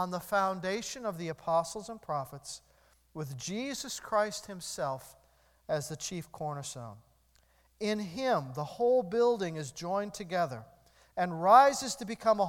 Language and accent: English; United States; I'm an American.